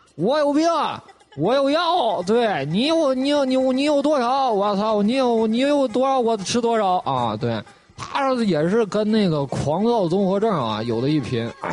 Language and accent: Chinese; Northeast China, China; 这是我们东北土话